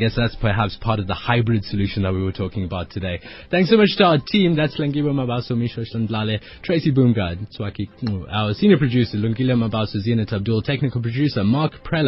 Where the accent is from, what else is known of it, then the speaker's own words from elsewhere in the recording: Durban, KwaZulu-Natal, South Africa; because I'm from Durban and it's cold and I don't like it.